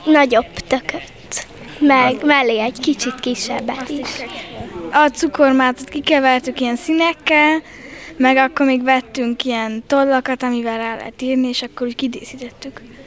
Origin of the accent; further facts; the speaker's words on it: Hidegkút, Hungary; Hidegkutról jöttem, 15 éves vagyok